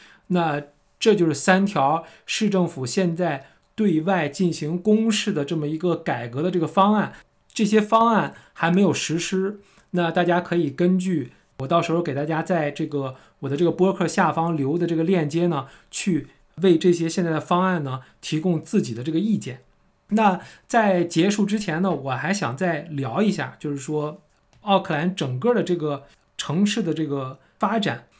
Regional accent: China; now in Auckland, New Zealand; 我们从国内来的朋友其实都知道。其实我们都是喜欢离地铁站近，

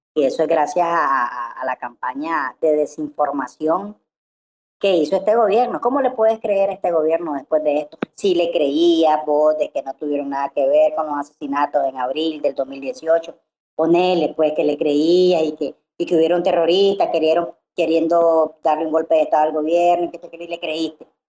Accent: Nicaragua; soy nicaragüense

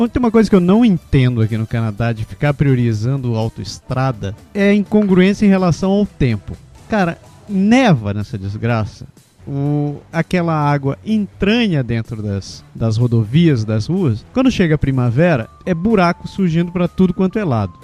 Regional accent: Belém, Pará, Brazil; moved away; also born or lived in Curitiba; Eu sou de Belém, mas eu morei uns 15 anos em Curitiba

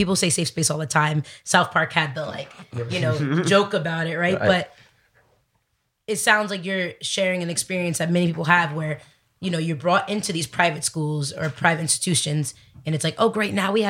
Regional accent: Dominican Republic; I am Dominican.

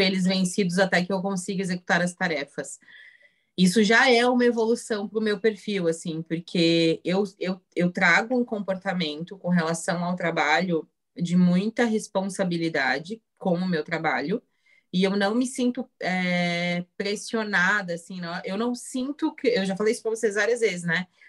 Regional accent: Santa Catarina, Brazil; sou de Santa Catarina, noiva, 31 anos, mulher.

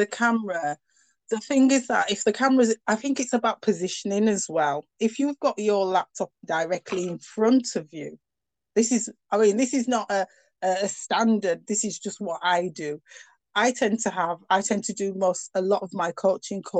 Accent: United Kingdom; accent: northern; I've got a very northern accent

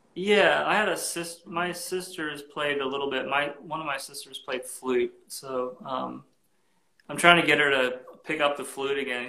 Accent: Florida, United States; I grew up in Florida

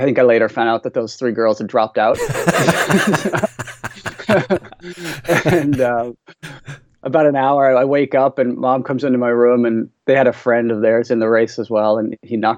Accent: St. John's, Newfoundland and Labrador, Canada; also born or lived in Calgary, Canada / Oxford, England; now in Ottawa, Canada; I grew up in Newfoundland on the far east coast of Canada, the most easterly point of North America in St. John's.

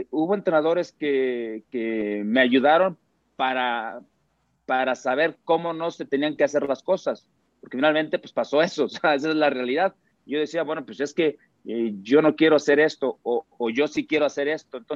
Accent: Mexico; Mira, yo, porque soy mexicano, porque quiero que nos vaya bien, tengo confianza.

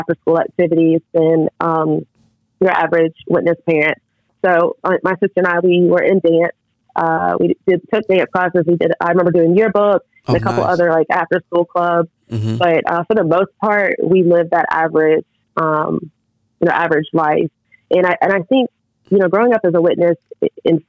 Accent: Raleigh, North Carolina, United States; I grew up in the Raleigh area, North Carolina.

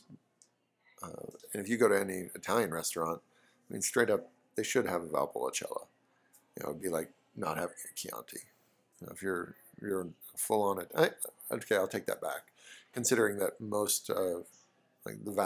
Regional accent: New Zealand; I'm from New Zealand

